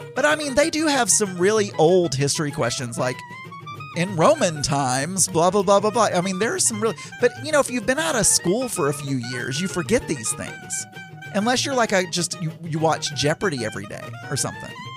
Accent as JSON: {"language": "English", "country": "Philippines", "moved": "yes", "said": "I'm from the Philippines"}